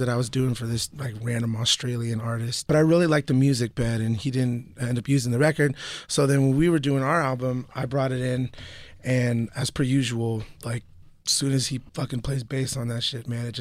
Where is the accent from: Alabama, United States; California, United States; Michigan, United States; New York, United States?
California, United States; the Bay Area; I grew up in the Bay